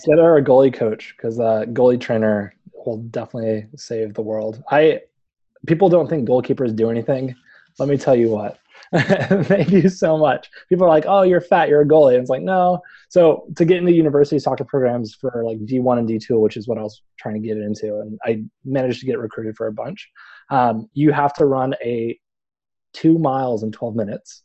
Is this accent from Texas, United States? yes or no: yes; Houston, Texas, United States; moved away; I grew up in Houston. I spent most of my life in Houston